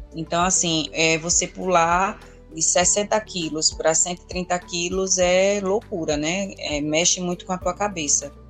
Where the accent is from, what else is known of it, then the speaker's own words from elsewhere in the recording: Alagoas, Brazil; sou alagoana